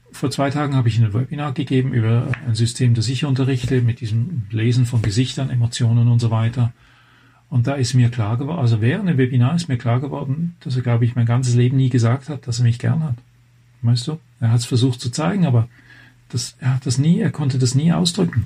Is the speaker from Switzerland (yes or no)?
yes; Switzerland; moved away as an adult; now in Germany; Kommen wir einfach von der anderen Seite der Grenze. Ich bin eigentlich Schweizer.